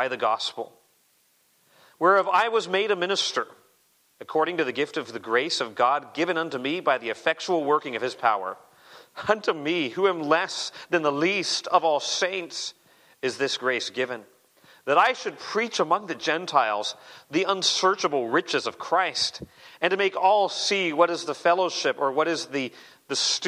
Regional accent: Arizona, United States; I grew up in Arizona

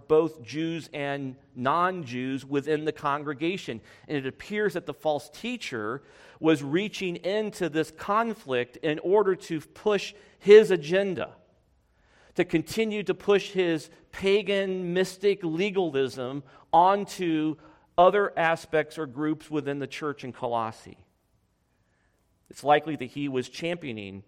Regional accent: United States; I'm an American. I was born in the United States

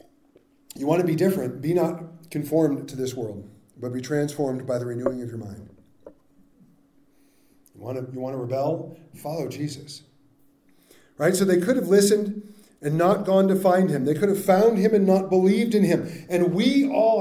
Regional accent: California, United States; I grew up in California

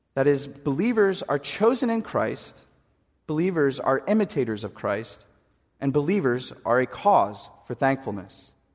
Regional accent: East Coast, United States; we're from the East Coast

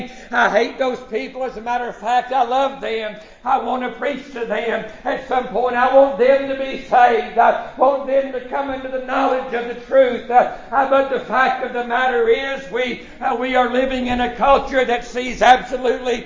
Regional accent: United States; as an American citizen

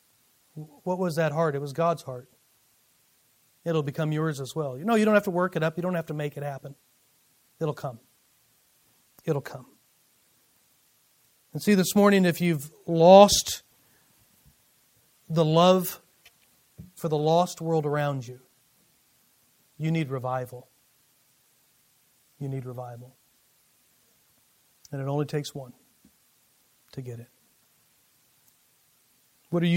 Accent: United States; as American Christians

